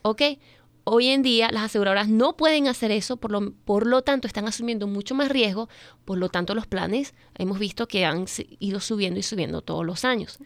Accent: Venezuela; moved away as an adult; also born or lived in Missouri; now in Maryland, United States; yo soy venezolana, ya tengo prácticamente 16 años en este país.

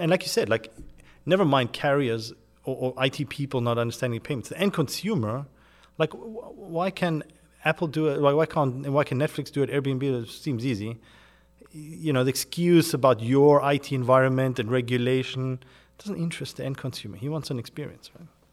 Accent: South Africa; moved away as an adult; also born or lived in United Kingdom; I'm originally born and grew up in South Africa in a German household

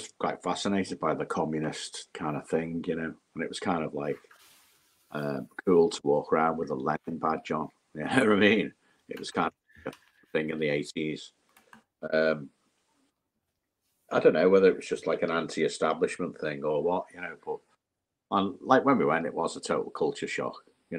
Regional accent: Liverpool, North West England, United Kingdom; My mum was still in Liverpool. I think she got moved to. I think she might have got evacuated at one point, But it was, Liverpool was a docks.

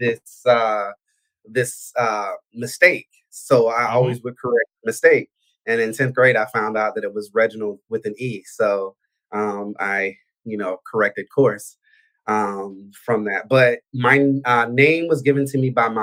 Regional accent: Albany, Georgia, United States; accent: Southern; moved away as an adult; I'm from Albany, Georgia. I was born and raised in the South. I was there until I was 18

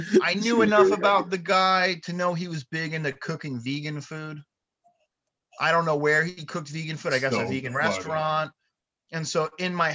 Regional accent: New Jersey, United States; I'm from New Jersey.

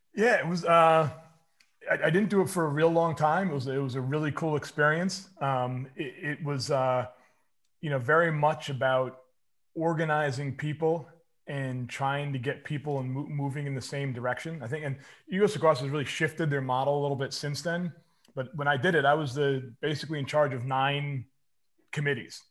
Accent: Bedford, New York, United States; I grew up in Westchester County in Bedford, New York

